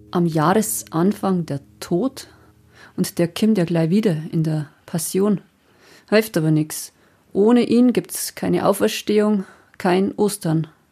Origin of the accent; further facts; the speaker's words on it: Passau area, Bavaria, Germany; moved away; wenn ich mich in meiner alten Heimat aufhalte